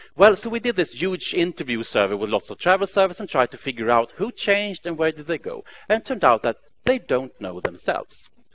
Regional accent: Stockholm, Stockholm County, Sweden; Stockholm, my hometown

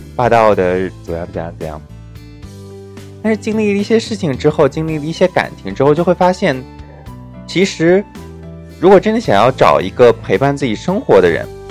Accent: China; 我们中国人，我们中华民族

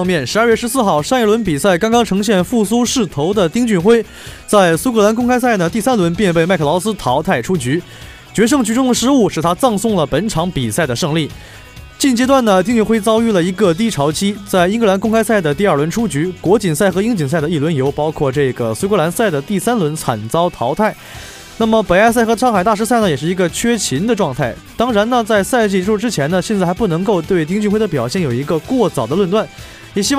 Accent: Northeast China, China; moved away as an adult; now in Jinhua, China; 作为一个东北人，依旧是不太能够接受像金华这样一个寒冷的天气。

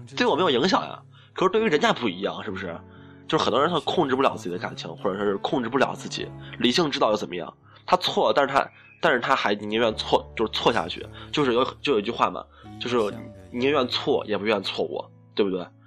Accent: Shaanxi, China; 我们陕西这边儿

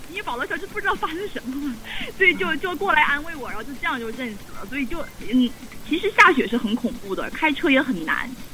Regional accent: Harbin, Heilongjiang, China; moved away as an adult; now in Cleveland, United States; 我从北方来的嘛，我是哈尔滨人，所以我其实对克里芬冬天没有那么反感

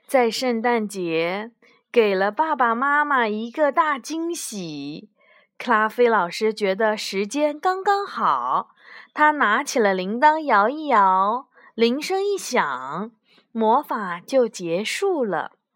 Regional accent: China; 就像我们中国人过春节一样

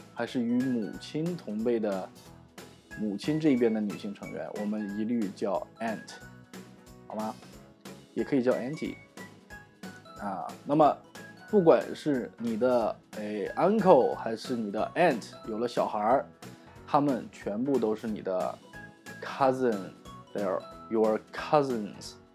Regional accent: Northeast China, China; 我是东北人哈，所以我们叫老爷

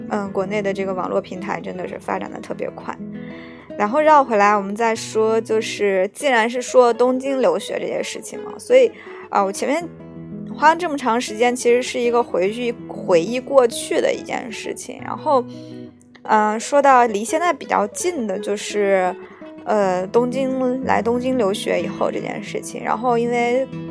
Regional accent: China; moved away as an adult; now in Japan; 跟我们国内一样

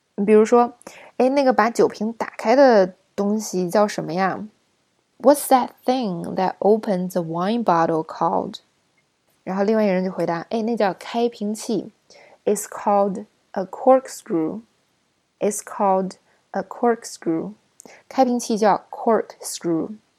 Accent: China; 我们中国人想起来的大闸蟹就是好吃

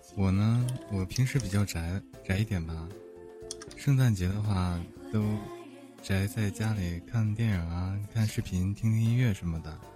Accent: Northeast China, China; 我也是东北的

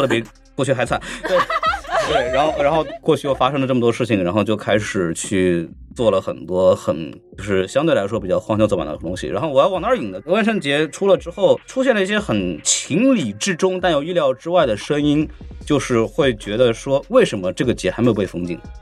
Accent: Shanghai, China; 因为我出生在上海嘛，我是不奇怪的，因为上海人确实是这样子的

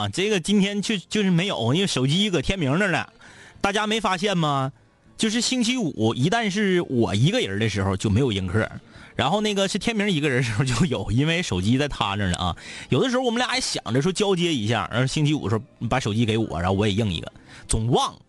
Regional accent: Changtu, Liaoning, China; 我是昌图的。

